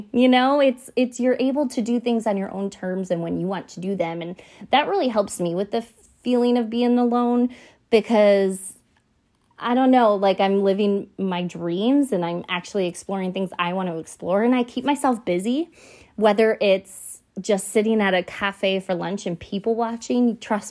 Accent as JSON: {"language": "English", "town": "Buffalo", "region": "New York", "country": "United States", "tie": "born or raised there", "said": "I was born and raised in Buffalo, New York"}